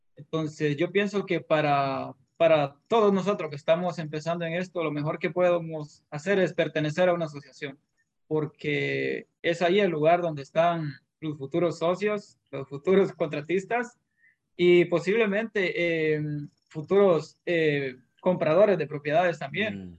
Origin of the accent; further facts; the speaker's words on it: Honduras; moved away as an adult; now in United States; soy de Honduras y llegué aquí a los Estados Unidos hace ocho años